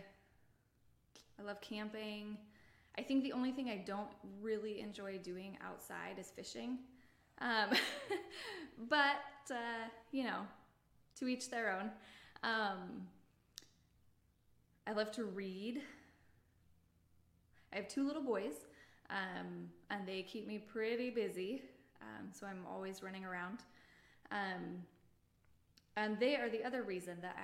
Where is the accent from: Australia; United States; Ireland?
United States; West Richland, Washington; also born or lived in Portland, Oregon; I grew up in the Tri-Cities. I grew up on the edge of West Richland